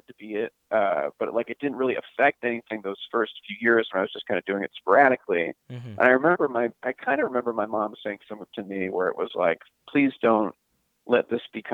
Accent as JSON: {"language": "English", "town": "Pittsburgh", "region": "Pennsylvania", "country": "United States", "tie": "born or raised there", "said": "I grew up in Pittsburgh, Pennsylvania, in a non-entertainment family"}